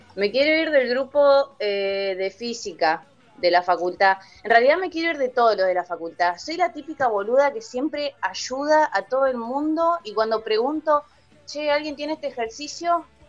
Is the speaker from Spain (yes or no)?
no; Paraná, Entre Ríos, Argentina; moved away as an adult; now in Tierra del Fuego, Argentina; Yo vivo en Tierra del Fuego hace, siete años, en realidad soy de Entre Ríos, de Paraná